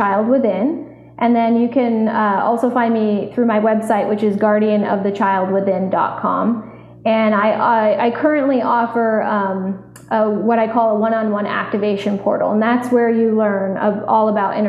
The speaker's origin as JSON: {"language": "English", "region": "Vermont", "country": "United States", "tie": "born or raised there", "said": "I grew up in Vermont, so I was outside 98% of my childhood"}